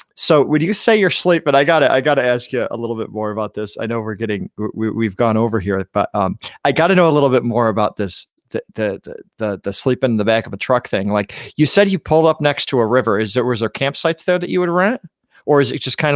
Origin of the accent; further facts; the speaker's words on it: New York, United States; as a New Yorker